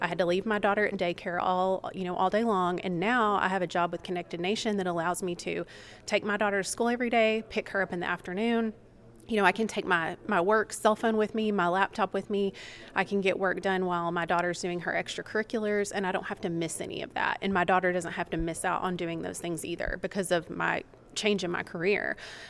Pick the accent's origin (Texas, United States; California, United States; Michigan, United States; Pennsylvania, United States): Texas, United States; moved away; I am from Texas, born and raised, and my family lives in a rural area of Texas. My dad's a farmer and a rancher